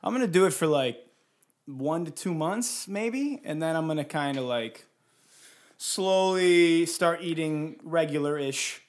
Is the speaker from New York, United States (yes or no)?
no; Detroit, Michigan, United States; now in California, United States; I'm from Detroit, and so I'm used to, like, snow, thunderstorms, an occasional tornado warning.